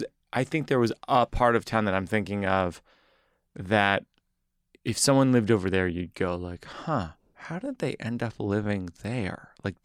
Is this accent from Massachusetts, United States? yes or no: yes; Massachusetts, United States; No, I don't want people to think I'm from Boston.